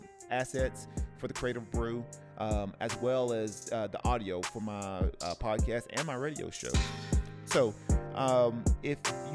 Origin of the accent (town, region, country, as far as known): Tennessee, United States; born or raised there